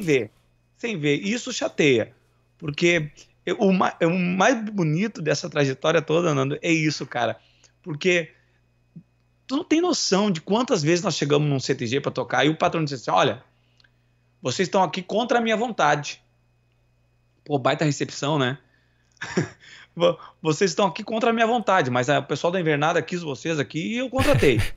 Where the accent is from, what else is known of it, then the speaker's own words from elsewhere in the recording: São Leopoldo, Rio Grande do Sul, Brazil; accent: Greater Porto Alegre; E eu e meus irmãos, nós fomos criados na Grande Porto, na Grande Porto Alegre. Nós somos de São Leopoldo.